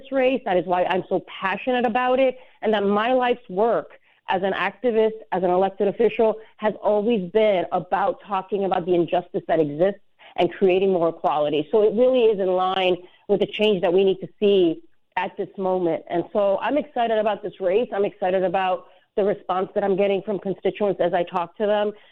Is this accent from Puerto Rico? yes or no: yes; Puerto Rico; now in New York City, United States; I was born and raised in Puerto Rico, so I am someone that came to this city